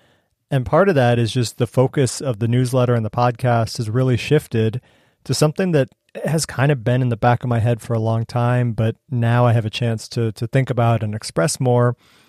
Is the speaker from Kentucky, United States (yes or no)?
no; Willoughby, Ohio, United States; moved away; My hometown of Willoughby, Ohio